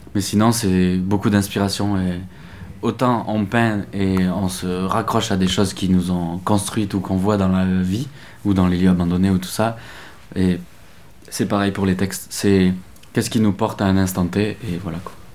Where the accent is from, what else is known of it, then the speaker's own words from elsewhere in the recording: Lot, Occitania, France; on est originaire du Lot